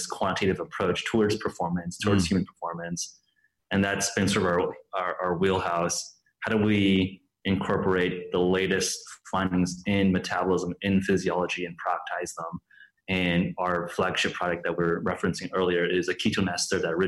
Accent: Los Angeles, California, United States; I grew up in Los Angeles, spent basically my entire life in California

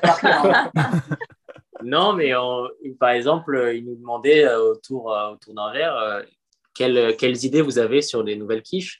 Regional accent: Paris, Île-de-France, France; moved away; je suis parisien de base

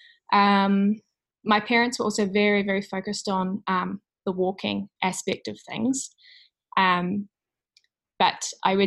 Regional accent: New Plymouth, Taranaki, New Zealand; also born or lived in Auckland; So I'm from New Zealand and I came from a small town called New Plymouth. So I had to leave my hometown to study

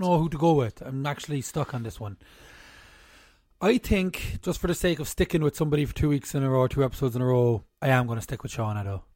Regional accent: Ireland; We're Irish here

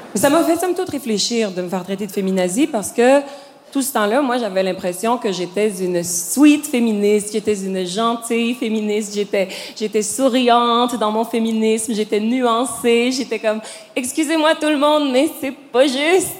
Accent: Quebec, Canada; je suis québécoise

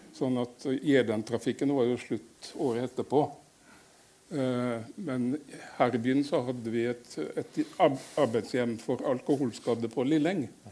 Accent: Ørsta, Møre og Romsdal, Norway; moved away as an adult; also born or lived in Fredrikstad; Jeg er født på, i Ørsta på Sunnmøre.

